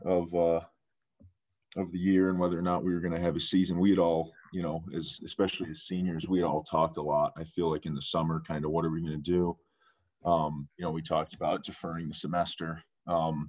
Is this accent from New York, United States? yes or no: yes; Rochester, New York, United States; moved away as an adult; now in Middlebury, United States; I'm from Rochester, New York